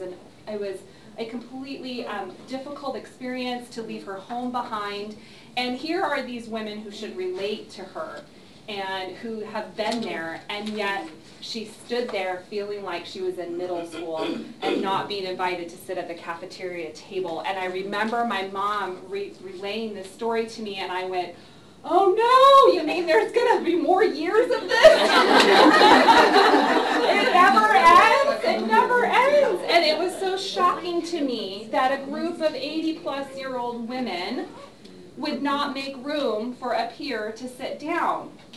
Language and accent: English; California, United States; also born or lived in Ohio / Missouri; So I was born in Ohio, lived there for 3 years, moved to Missouri, lived there for 3 years, moved to Southern California, lived there for a few years, two different places in Southern California.